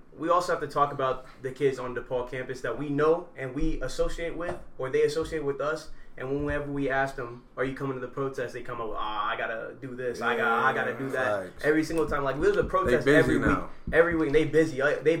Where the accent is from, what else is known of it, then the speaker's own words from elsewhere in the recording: Indiana, United States; I grew up in Indiana. I know how people act, especially people who don't care so much for diversity or, you know, other races. And that's big in Indiana here.